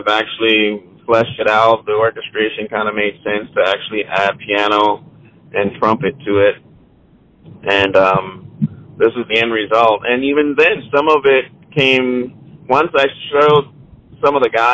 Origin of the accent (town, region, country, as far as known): Charleston, South Carolina, United States; born or raised there